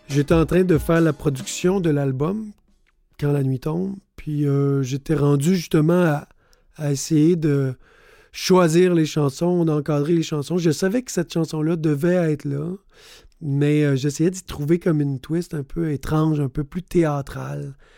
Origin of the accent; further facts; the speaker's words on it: Sept-Îles, Quebec, Canada; now in Montreal, Canada; Je viens de Sept-Îles, sur la côte nord, fils d'un nord-côtier aussi de Havre-Saint-Pierre et d'une mère gaspésienne de Petite-Vallée. Mais j'habite depuis beaucoup trop longtemps à Montréal